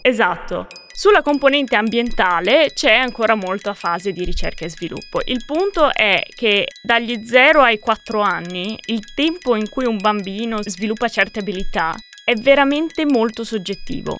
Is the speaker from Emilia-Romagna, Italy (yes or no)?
yes; Modena, Emilia-Romagna, Italy; now in Pisa, Italy; Sono originaria di Modena